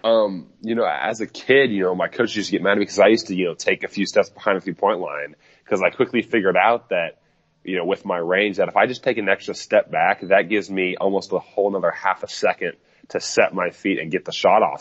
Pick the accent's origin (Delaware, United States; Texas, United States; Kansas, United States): Kansas, United States; Overland Park; where I grew up in Overland Park, Kansas